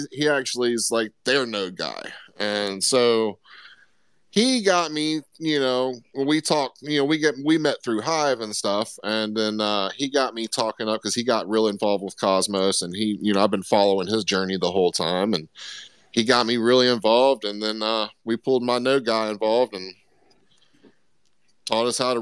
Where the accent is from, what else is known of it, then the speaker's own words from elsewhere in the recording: Florida, United States; I grew up in Florida